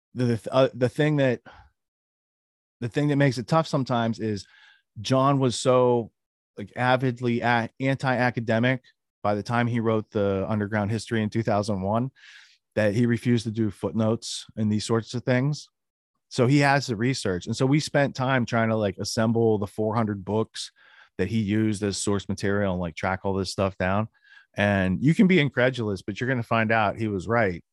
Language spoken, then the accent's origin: English; Western Pennsylvania, United States; I grew up in Western Pennsylvania.